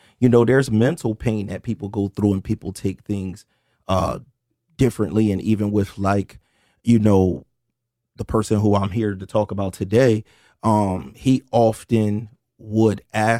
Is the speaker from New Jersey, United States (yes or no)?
yes; Camden, New Jersey, United States; We're from Moore Street in Camden. Well, some people think we're from Cherry Street, depending on whatever era.